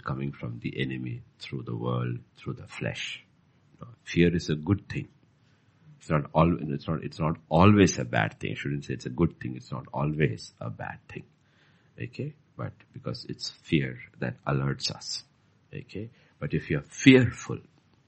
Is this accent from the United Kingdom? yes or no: no; Bhutan; Bhutan is as beautiful as Switzerland and uncontaminated at those years. So it was, I mean, the life I had as a child was fantastic